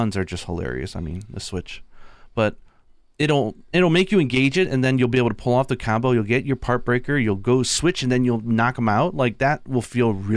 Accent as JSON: {"language": "English", "town": "Cleveland", "region": "Ohio", "country": "United States", "said": "I come from Cleveland, Ohio"}